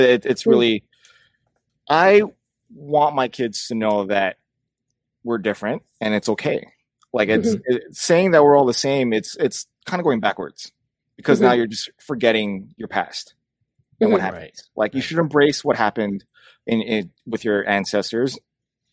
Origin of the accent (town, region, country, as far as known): United States